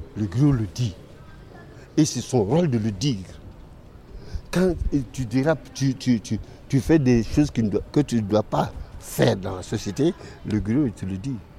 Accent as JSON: {"language": "French", "country": "Mali", "said": "chez nous au Mali"}